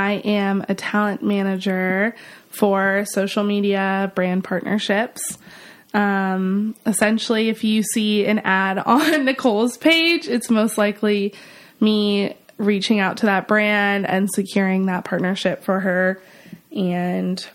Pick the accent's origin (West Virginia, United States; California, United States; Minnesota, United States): California, United States; San Francisco; now in Los Angeles, United States; I'm from San Francisco, but now live in Los Angeles